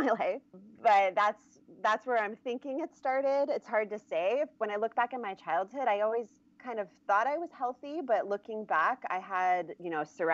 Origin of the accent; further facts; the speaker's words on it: Germany; also born or lived in Michigan, United States; now in California, United States; I grew up mostly in Germany